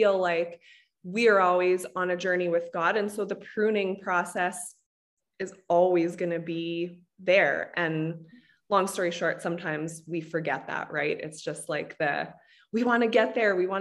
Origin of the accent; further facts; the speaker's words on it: Canada; I'm Canadian